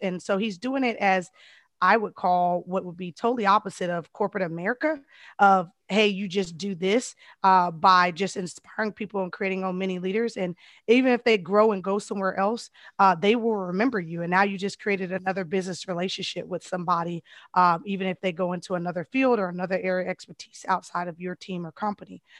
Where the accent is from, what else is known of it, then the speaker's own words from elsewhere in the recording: Colorado, United States; moved away; I'm originally from Colorado